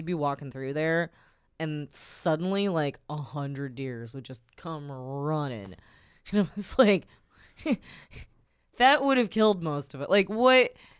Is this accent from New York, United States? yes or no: no; Chicago, Illinois, United States; growing up in Chicago